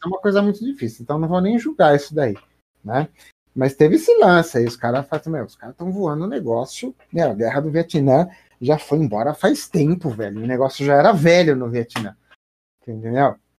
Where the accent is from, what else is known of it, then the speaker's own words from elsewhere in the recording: Brazil; eu como brasileiro